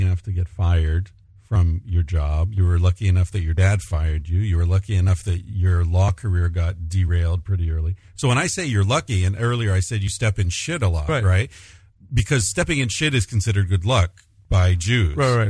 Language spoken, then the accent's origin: English; United States; moved away